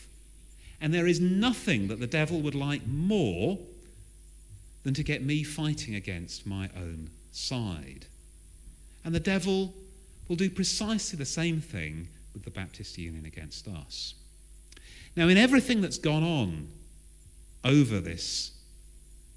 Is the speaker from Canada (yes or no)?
no; Southern England, United Kingdom; I am English. To make matters worse, I am Southern.